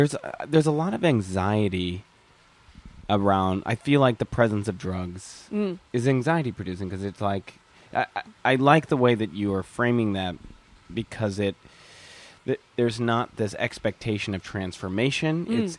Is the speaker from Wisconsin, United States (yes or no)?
yes; Whitefish Bay, Wisconsin, United States; Similarly, I'm from Whitefish Bay, Wisconsin